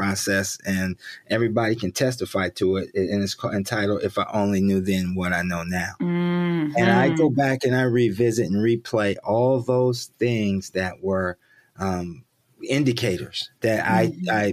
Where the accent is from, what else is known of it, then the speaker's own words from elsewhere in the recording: Columbus, Ohio, United States; moved away; I'm born and raised in Columbus, Ohio